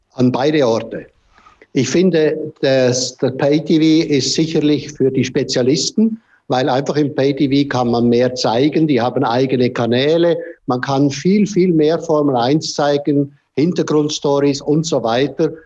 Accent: Switzerland; bei uns in der Schweiz

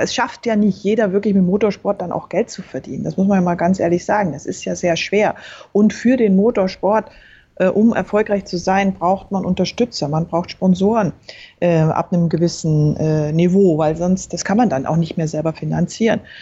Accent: Berchtesgaden, Bavaria, Germany; Ich bin in Berchtesgaden aufgewachsen, also im Süden

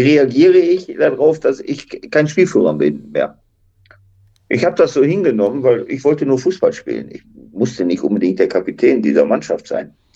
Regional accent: Duisburg, North Rhine-Westphalia, Germany; ich komme aus einem Arbeiterviertel aus Duisburg-La meine Eltern äh, waren jetzt nicht die reichsten

